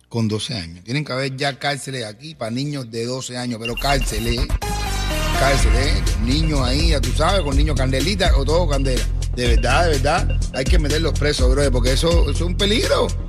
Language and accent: Spanish; Cuba; moved away; como cubanos libres